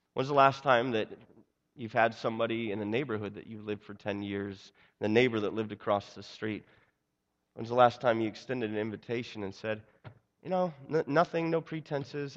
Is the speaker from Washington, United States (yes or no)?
yes; Seattle, Washington, United States; moved away; also born or lived in Brooklyn; I was born and raised in Seattle